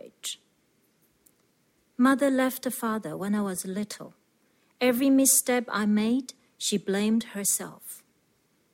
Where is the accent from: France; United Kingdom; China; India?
China; moved away as an adult; now in New Zealand; I grew up in China in 1960s and 70s. I immigrated to New Zealand 7 years ago